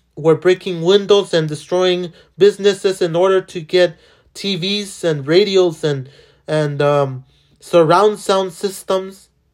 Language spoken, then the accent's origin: English; Los Angeles, California, United States; I was born in downtown. I was born in Boyle Heights